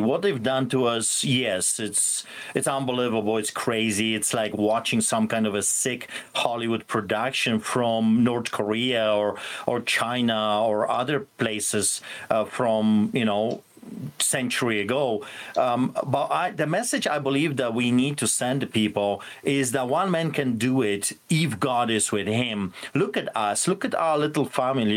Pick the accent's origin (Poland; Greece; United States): Poland; born or raised there; now in Canada